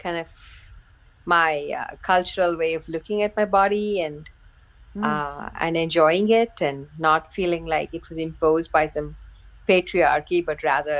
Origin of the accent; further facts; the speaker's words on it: India; moved away; I grew up in India